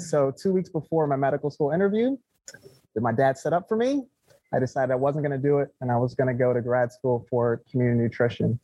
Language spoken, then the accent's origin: English; Detroit, Michigan, United States; also born or lived in Anaheim, California; grew up in um, Metro Detroit, but I was born in Southern California. Anaheim